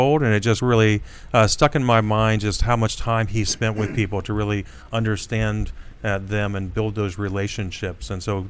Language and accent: English; Wapakoneta, Ohio, United States; Big town of Wapakoneta, Ohio.